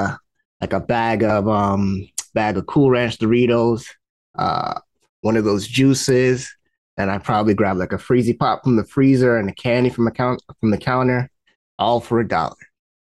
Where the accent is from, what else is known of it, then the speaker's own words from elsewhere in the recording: New York City, New York, United States; also born or lived in Long Island, New York; I grew up, my earliest memories were in the Bronx. I grew up in Bronx, New York, around a lot of tall buildings and, cars parked up and down the street.